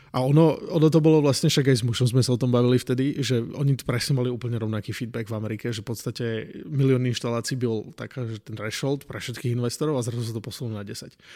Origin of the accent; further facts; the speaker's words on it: a small village near Martin, Žilina Region, Slovakia; moved away as an adult; now in United States; ja som z malej dediny pri Martine.